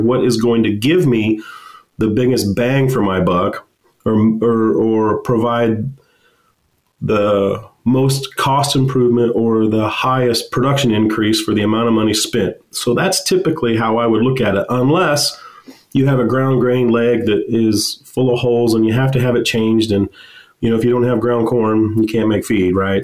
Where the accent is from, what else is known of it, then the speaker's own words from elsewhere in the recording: Western Kansas, United States; I grew up in Western Kansas on a farm and went to K State